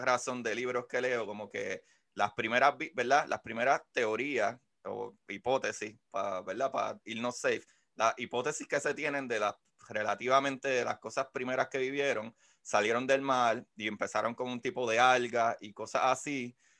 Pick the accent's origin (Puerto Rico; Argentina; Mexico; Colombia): Puerto Rico; somos puertorriqueños